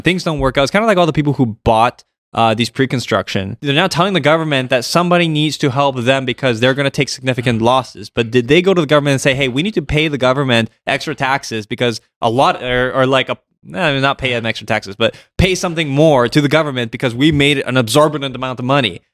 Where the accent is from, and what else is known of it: Canada